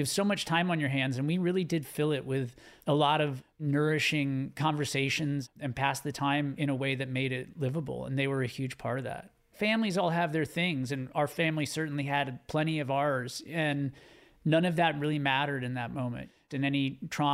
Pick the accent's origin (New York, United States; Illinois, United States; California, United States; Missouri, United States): California, United States; Southern; growing up in Southern California